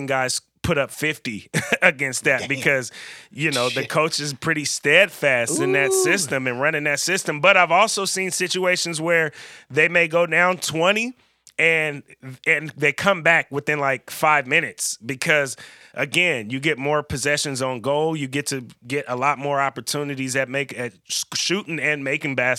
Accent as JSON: {"language": "English", "region": "California", "country": "United States", "moved": "yes", "lives_now": "Pacific Northwest, United States", "said": "I'm from California"}